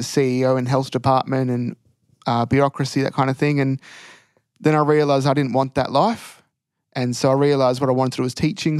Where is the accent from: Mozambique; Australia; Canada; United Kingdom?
Australia; country Victoria; also born or lived in Bendigo / Ballarat; grew up around country Victoria, moving around